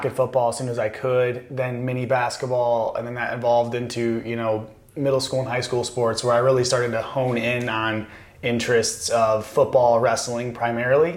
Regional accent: Constantine, Michigan, United States; moved away; I grew up in Constantine, Michigan, which is like 1,800 people

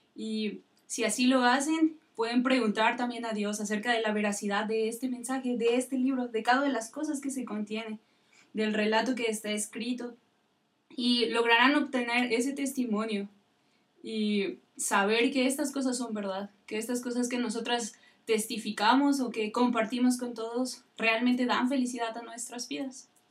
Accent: Tula, Hidalgo, Mexico; Soy de Tula Hidalgo

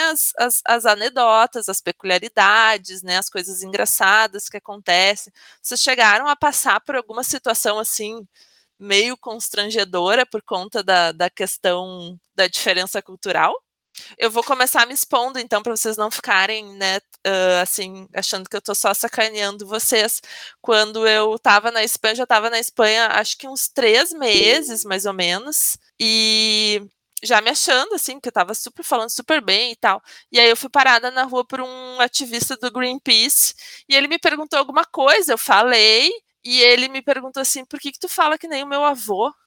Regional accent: Brazil

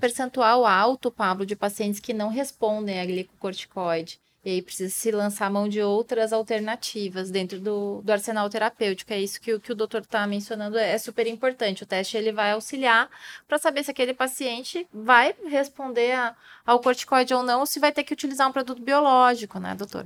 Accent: Brazil; nós, brasileiros

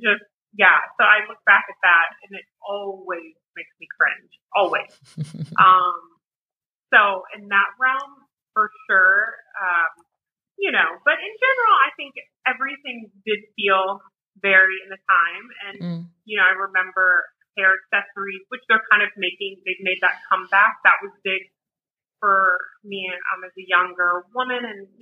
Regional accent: New Orleans, Louisiana, United States; growing up in New Orleans

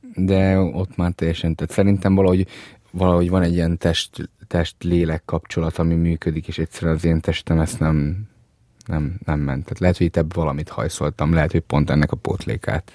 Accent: Budapest, Hungary; born or raised there; also born or lived in Transylvania (family origin)

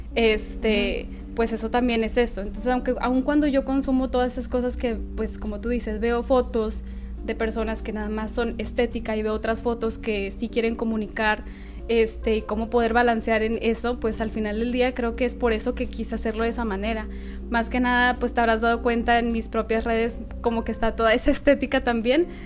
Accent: Nuevo Laredo, Tamaulipas, Mexico; moved away as an adult; also born or lived in Monterrey; yo soy de Nuevo Laredo eh, nada más que por la universidad me fui a vivir a Monterrey

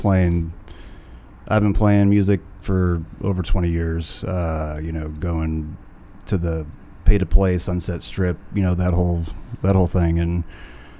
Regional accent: Los Angeles, California, United States; moved away as an adult; also born or lived in Thousand Oaks, California / San Fernando Valley, California; now in Oxnard, United States; I came from the valley, from the San Fernando Valley, and I grew up in Tarzana and moved to Thousand Oaks in like the 2000s and just moved to Oxnard

